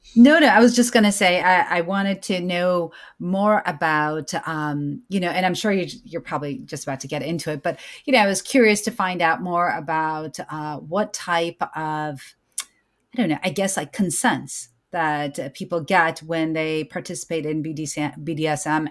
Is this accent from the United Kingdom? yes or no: no; United States; born or raised there